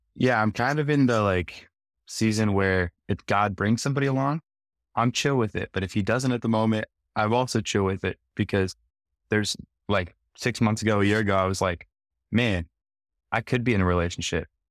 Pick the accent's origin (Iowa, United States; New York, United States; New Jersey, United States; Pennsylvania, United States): Iowa, United States; small town; moved away as an adult; now in Nashville, United States; So I moved here uh, to Nashville about a year and a half ago from small town Iowa